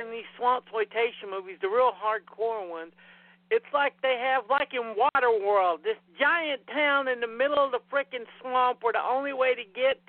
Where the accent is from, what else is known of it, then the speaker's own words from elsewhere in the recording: Tennessee, United States; also born or lived in Virginia; I was born in Tennessee, and I pretty much lived here my entire life except for a year. I lived in Virginia with my ex-wife.